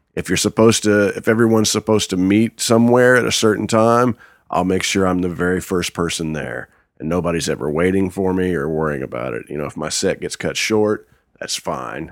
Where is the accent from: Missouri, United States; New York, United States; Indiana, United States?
Indiana, United States; Wanamaker; I'm from Wanamaker, Indiana